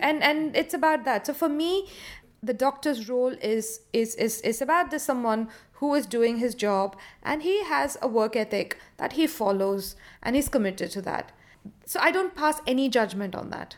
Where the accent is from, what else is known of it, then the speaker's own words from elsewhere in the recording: India; now in London, United Kingdom; I am an Indian born director who's, uh, currently living in London.